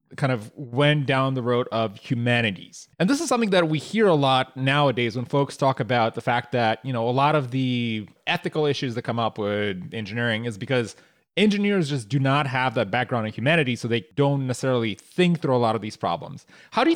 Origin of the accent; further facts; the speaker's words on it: Moldova; moved away; I grew up in Moldova, which is this tiny little country in Eastern Europe